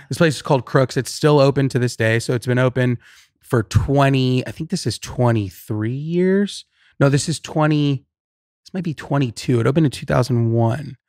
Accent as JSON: {"language": "English", "town": "Riverside", "region": "California", "country": "United States", "tie": "born or raised there", "lives_now": "Los Angeles, United States", "said": "I grew up in Riverside"}